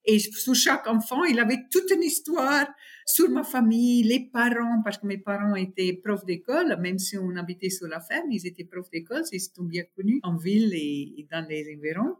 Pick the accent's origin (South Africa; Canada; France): South Africa; North West; French is a second language; moved away as an adult; also born or lived in Taiwan / Shanghai, China; je suis sud-africaine du nord-ouest d'Afrique du Sud, euh, un vrai farm girl